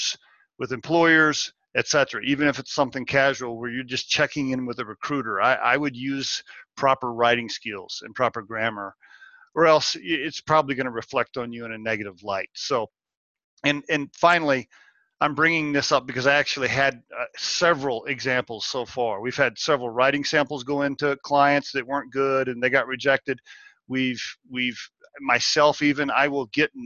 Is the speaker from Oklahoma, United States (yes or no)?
yes; Oklahoma, United States; growing up in Oklahoma and getting a so-so education